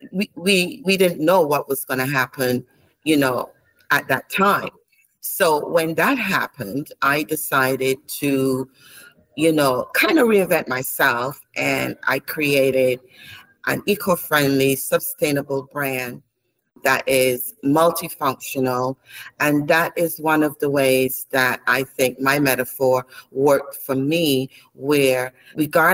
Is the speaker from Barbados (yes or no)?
yes; Barbados; also born or lived in Saint Lucia; born in St. Lucia, but raised in Barbados